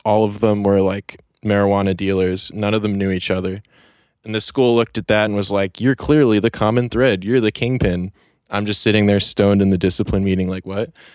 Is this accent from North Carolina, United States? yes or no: no; New York City, New York, United States; born and raised in Chelsea, New York City on Manhattan